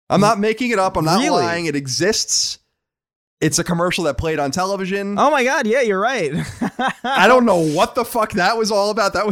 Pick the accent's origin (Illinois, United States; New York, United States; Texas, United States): New York, United States; Long Island; uh, I am from Long Island.